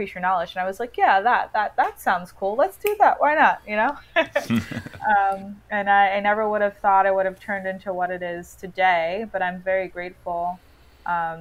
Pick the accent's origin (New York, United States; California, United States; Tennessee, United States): New York, United States; moved away as an adult; now in Washington, DC, United States; I moved to DC, and I remember, you know, New Yorkers, we have so much pride, and I just remember moving and being like, I'm not from DC, I'm a New Yorker.